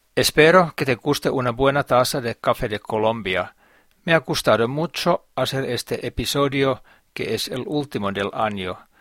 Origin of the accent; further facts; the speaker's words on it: Finland; Spanish is a second language; mi país, Finlandia